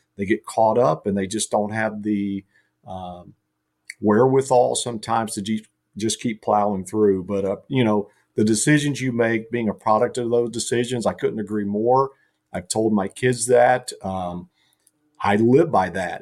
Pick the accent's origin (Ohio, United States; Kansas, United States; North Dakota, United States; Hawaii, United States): Ohio, United States; Carlisle; my hometown, Carlisle